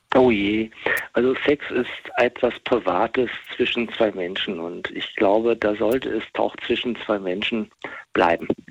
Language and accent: German; West Germany, Germany; Ich bin im Westen, im Westen groß geworden